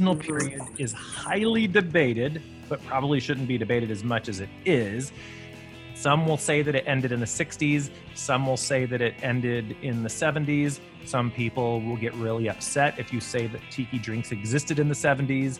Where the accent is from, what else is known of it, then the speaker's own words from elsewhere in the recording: Savannah, Georgia, United States; also born or lived in Charleston, South Carolina; I grew up in Savannah, Georgia and Charleston, South Carolina